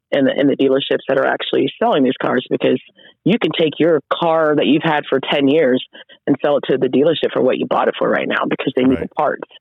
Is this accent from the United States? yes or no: yes; Oklahoma, United States; I am from Oklahoma